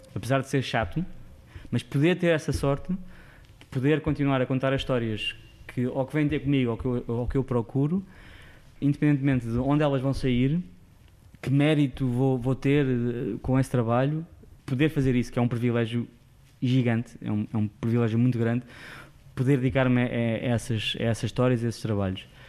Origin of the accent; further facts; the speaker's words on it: Sintra, Lisbon, Portugal; moved away as an adult; now in Lisbon, Portugal; não sou de Lisboa, vivi em Sintra a minha vida toda, depois fui para fora